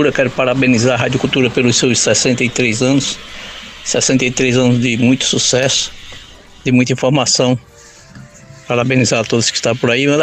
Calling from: Pernambuco, Brazil; sou aqui do Vassoural.

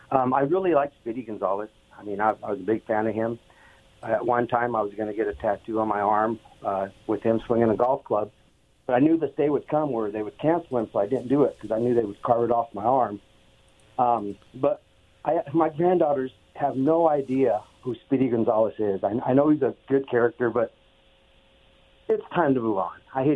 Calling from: Oregon, United States; in Oregon.

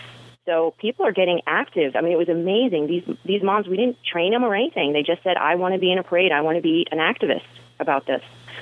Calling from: Mission Viejo, California, United States; I'm calling in from Orange County, Mission Viejo in California.

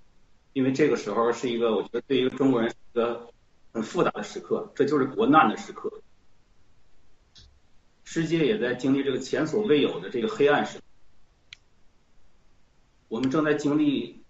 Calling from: Barcelona, Catalonia, Spain; 呃，全球的农战友，七哥好，我是来自西班牙巴塞，不简单。

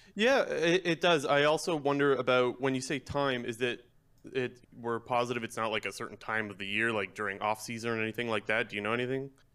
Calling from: Ontario, Canada; I'm calling from Ontario, Canada.

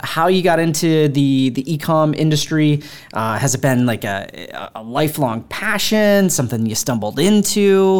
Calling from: Boston, Massachusetts, United States; From Boston. Yes.

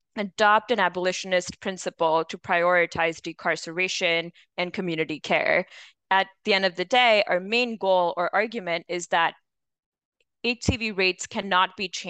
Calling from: Nashville, Tennessee, United States; I'm calling today from Nashville, Tennessee.

